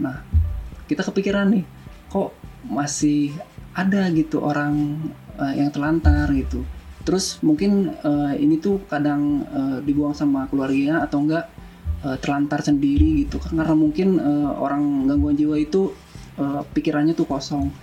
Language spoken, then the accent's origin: Indonesian; Bandung, West Java, Indonesia; born or raised there; also born or lived in Madiun, East Java